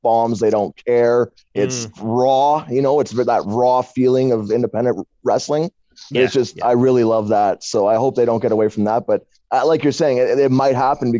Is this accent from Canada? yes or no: yes; Northern Canada, Canada; I'm from Northern Canada, so basically, I don't know, like 8 hours from Toronto.